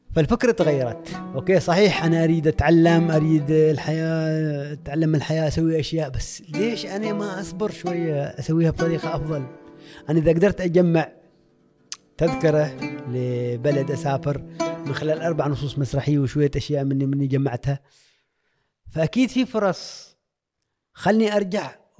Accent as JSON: {"language": "Arabic", "country": "Oman", "said": "انا من عمان"}